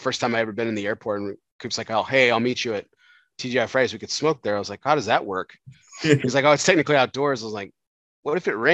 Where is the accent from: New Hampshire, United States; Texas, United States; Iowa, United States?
Texas, United States; El Paso; growing up in El Paso